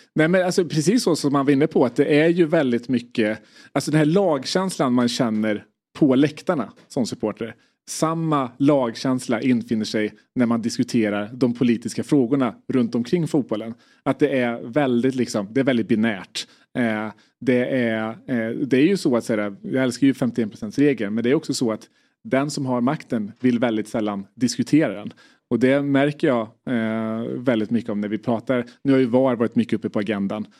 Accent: Värmland, Sweden; identifierar mig först och främst som värmlänning

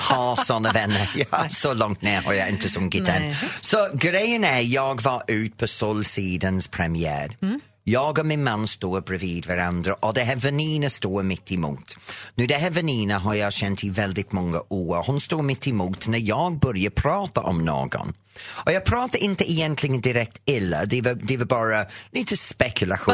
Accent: England, United Kingdom; Swedish is a second language; now in Sweden; Jag kommer från England.

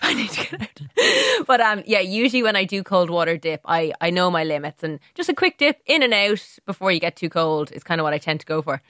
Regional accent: Munster, Ireland; I grew up on Shrivelamon Mountain

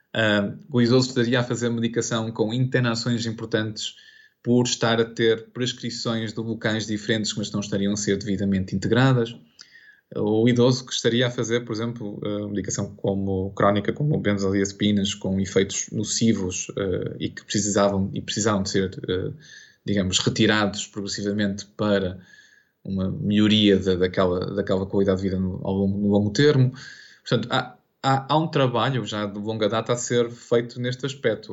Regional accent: Portugal; como português e profissional de saúde

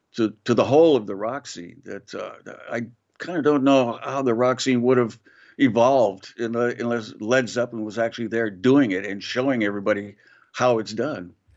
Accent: Glendale, California, United States; moved away; growing up in Glendale, California

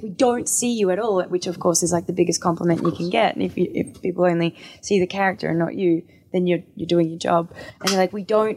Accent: Australia; me being Australian

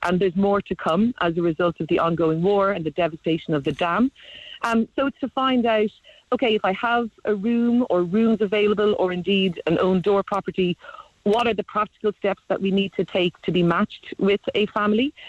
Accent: Cork, Munster, Ireland; I'm live in Cork. I'm from Cork

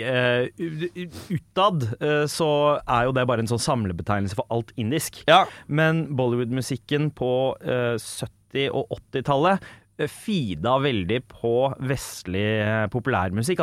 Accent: Oslo, Norway; Jeg vokser opp på sørsida av Oslo.

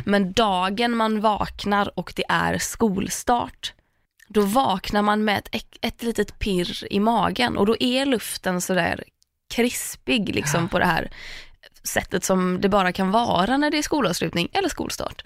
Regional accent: Tahult, Västra Götaland, Sweden; now in Stockholm, Sweden; Tahult, för att det finns ingen där där jag är uppvuxen.

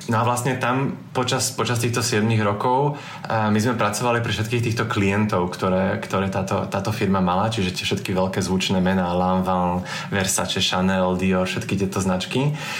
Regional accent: Slovakia; also born or lived in Paris, France; now in Antwerp, Belgium; bol som na Slovensku na Vianoce

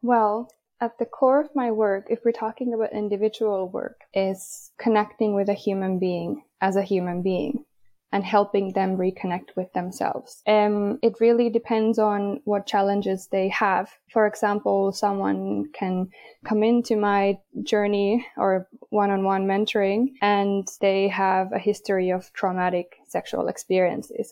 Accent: Finland; I am from Finland, even though I have a Swedish last name

